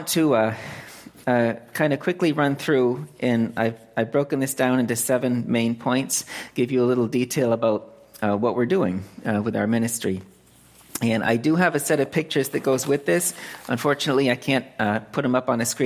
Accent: Lancaster, Massachusetts, United States; moved away as an adult; also born or lived in California; now in Phnom Penh, Cambodia; I was born and raised here in Central Mass, Lancaster

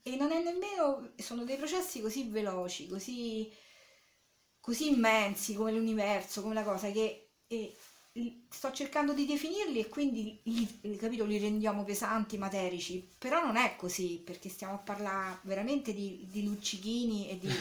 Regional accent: Rome, Lazio, Italy; moved away as an adult; now in Anticoli Corrado, Italy; provengo diciamo originariamente da Roma eh, dove sono nata e dove ci sono stata fino al 90 più o meno

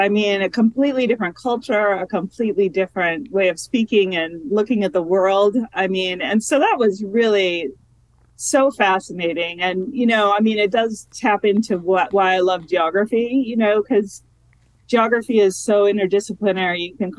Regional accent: Minnesota, United States; moved away as an adult; also born or lived in Los Angeles, California / DeKalb, Illinois; now in Texas, United States; I'm from Minnesota

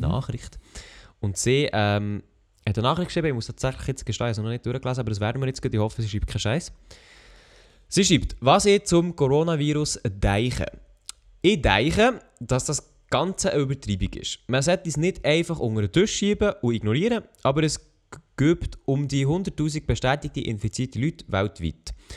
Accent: Switzerland; ich bin Schweizer

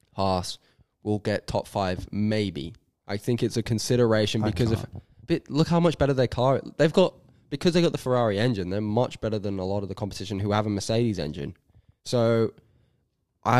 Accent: Australia; We're Australian

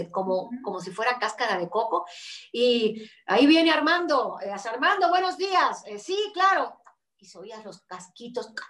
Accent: Cuba; yo crecí con ese personaje en Cuba

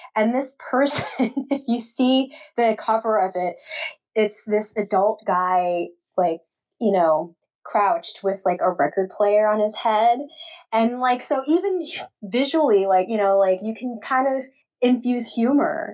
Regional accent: New York City, New York, United States; now in St. Paul, United States; I grew up in Queens, New York, so I went to Flushing Library in Main Street, Queens

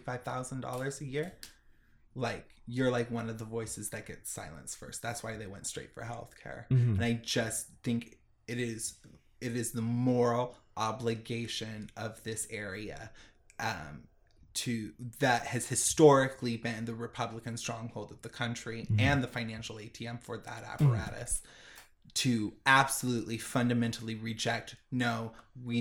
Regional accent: Orange County, California, United States; moved away; we grew up in Orange County

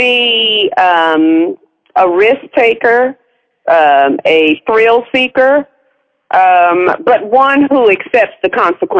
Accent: Winston-Salem, North Carolina, United States; moved away as an adult; also born or lived in Atlanta; I'm originally from Winston-Salem, North Carolina.

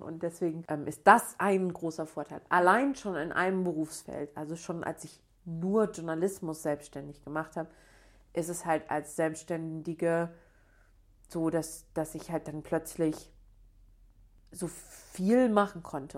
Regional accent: Bochum, North Rhine-Westphalia, Germany; ich bin ja aus Bochum, also ganz bei mir um die Ecke sozusagen

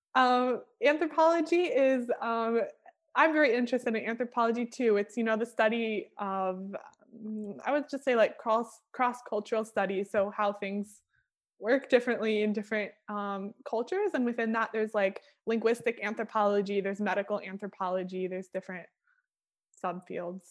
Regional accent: Michigan, United States; accent: American; first language English; moved away as an adult; also born or lived in New York / Toronto; now in Morocco; actually, I was born in New York, um, okay. but I've and lived in uh, Toronto for a little while, but mostly grew up in Michigan

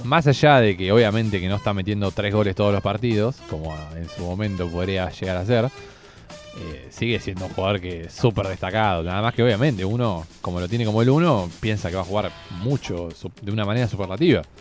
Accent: Argentina; nosotros somos de Argentina

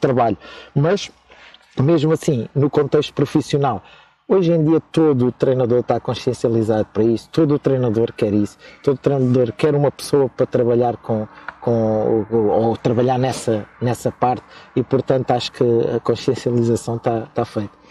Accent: Almeirim, Santarém District, Portugal; moved away; na minha terra, que é Almeirim, que vocês não conhecem, mas é a melhor terra do mundo

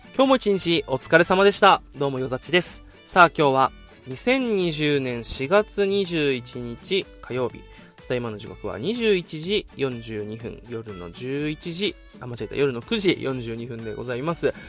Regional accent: Okinawa, Japan; 地元沖縄

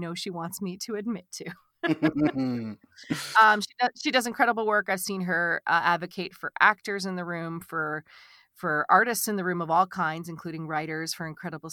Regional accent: near New Bedford / Cape Cod, Massachusetts, United States; it's very close to where I'm from

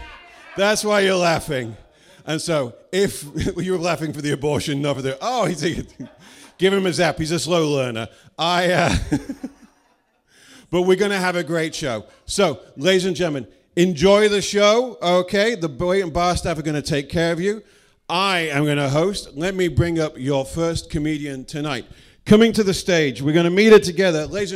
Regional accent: United Kingdom; I am British …. It's a stupid name. It was a stupid country. But you know what? We gave you this language.

